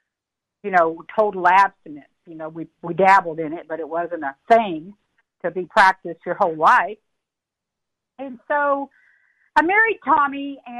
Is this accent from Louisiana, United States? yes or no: no; Texas, United States; I grew up in Texas, and I had a collection of leather boots. I was a traditional Texas girl